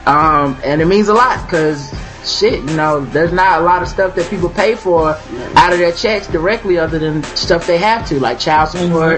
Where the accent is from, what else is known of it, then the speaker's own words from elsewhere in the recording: the South, United States; I'm from the South, so people might think I'm saying right ask